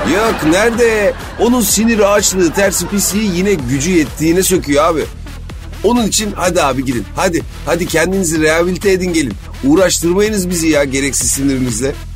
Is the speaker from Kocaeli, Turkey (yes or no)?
yes; İzmit, Kocaeli, Turkey; now in Istanbul, Turkey; ben İzmitliyim